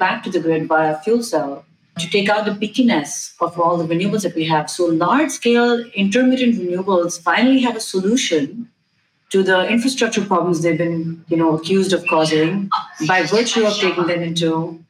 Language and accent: English; India; But in most parts of the world, including, let's say, I'm from India originally, right?